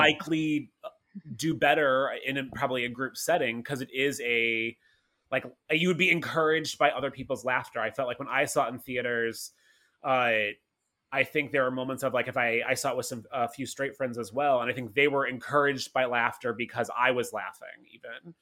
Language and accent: English; St. Louis, Missouri, United States; I'm from Saint Louis